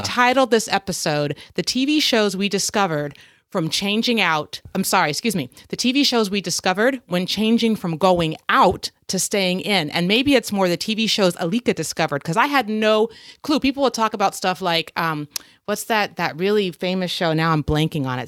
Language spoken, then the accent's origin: English; United States; being an American